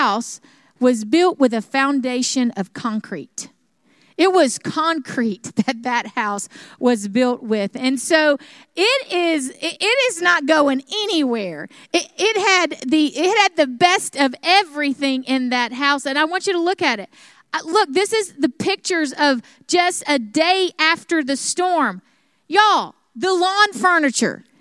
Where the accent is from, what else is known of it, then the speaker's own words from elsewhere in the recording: South Alabama, United States; moved away; where I grew up in South Alabama